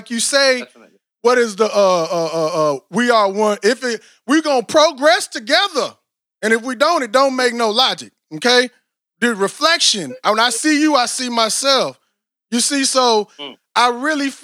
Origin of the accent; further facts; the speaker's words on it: Austin, Texas, United States; I'm from Austin, she from Houston.